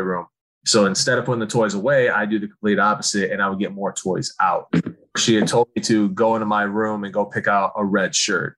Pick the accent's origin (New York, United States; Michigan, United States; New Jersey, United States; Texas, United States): Michigan, United States; Okemos; I grew up in Oakland, Michigan, which is right next to Michigan State.